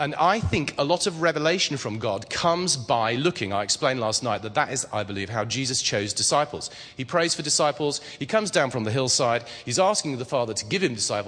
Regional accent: England, United Kingdom; I'm English

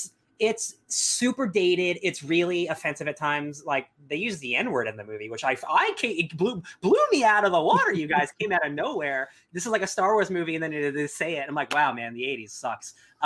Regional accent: the South, United States; I'm dangerous and from the South.

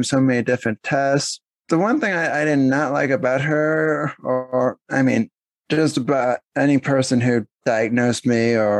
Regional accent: Pennsylvania, United States; also born or lived in New Jersey; I was born in New Jersey, but technically I grew up in Pennsylvania because I've been there the longest

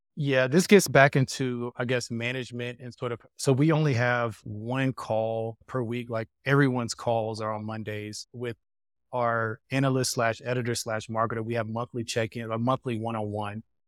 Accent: United States; moved away; as an American

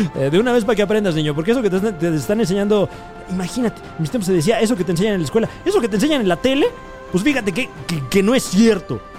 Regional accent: Mexico

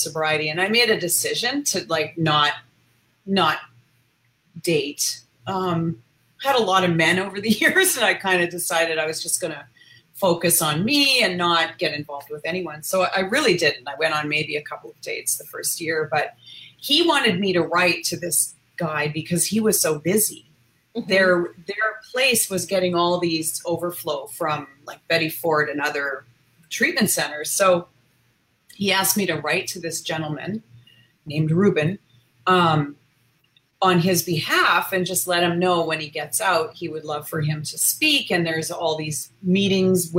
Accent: Canada; moved away; also born or lived in United States; I was in the US, I'm from Canada.

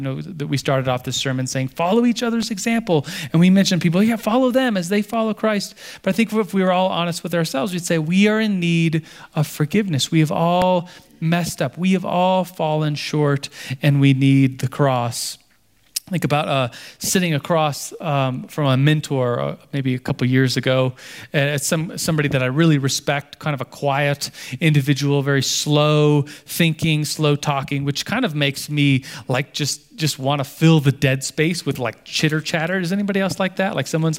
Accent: Turkey; born there; I wasn't born in the United States. I was born in Turkey. My dad was stationed there at the time. So I'm not a Turkish citizen. I'm an American citizen.

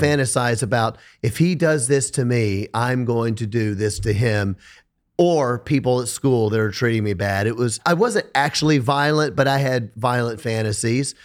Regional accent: Memphis, Tennessee, United States; I'm from Memphis, Tennessee.

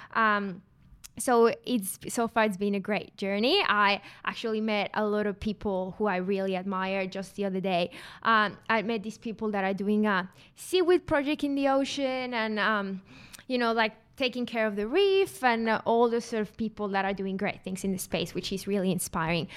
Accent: Mexico; now in Australia; I'm not from Australia. I'm from Mexico

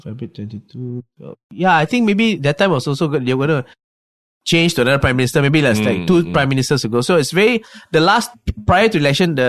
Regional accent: Malaysia; I didn't do anything to you. I'm from Malaysia.

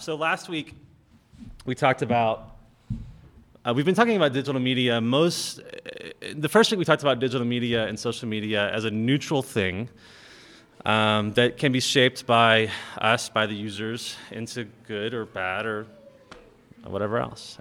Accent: United States; we Western Christians, we live lives of incredible privilege and power just by virtue of being American

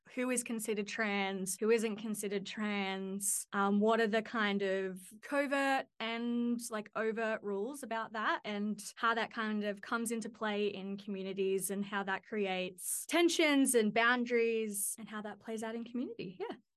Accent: Central Coast, New South Wales, Australia; also born or lived in Newcastle, New South Wales; I grew up in on the Central Coast of New South Wales

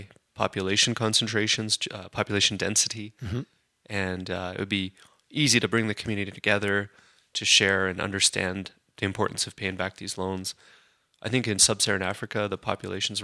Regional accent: Calgary, Alberta, Canada; Born and raised in Calgary

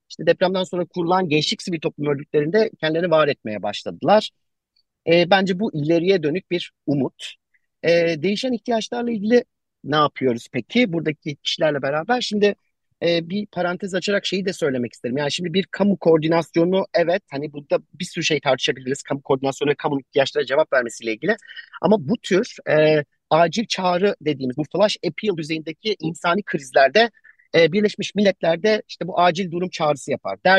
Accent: Adıyaman, Turkey; E, benim ben buralıyım. Ailem burada depremi yaşadı.

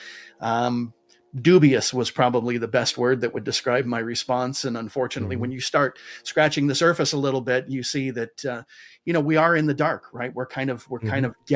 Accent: United States; Those of you who can't tell from my accent, I do happen to live in the United States

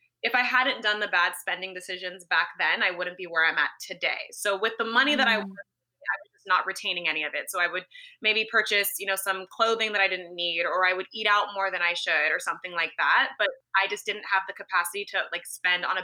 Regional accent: Los Angeles, California, United States; moved away as an adult; also born or lived in San Francisco; I grew up in Los Angeles, California

